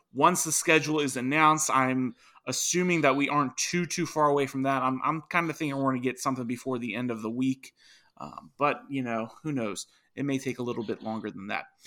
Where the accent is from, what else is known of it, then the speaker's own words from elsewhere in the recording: Virginia, United States; my home state right now, Virginia